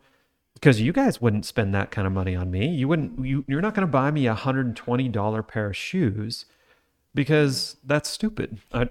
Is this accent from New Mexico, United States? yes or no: no; Utah, United States; We live in Utah, I grew up in Utah.